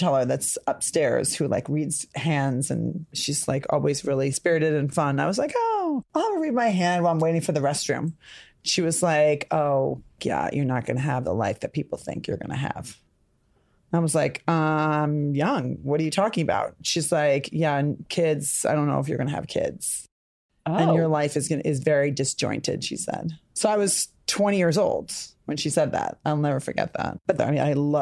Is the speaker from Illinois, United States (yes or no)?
yes; Rockford, Illinois, United States; I'm from Rockford, Illinois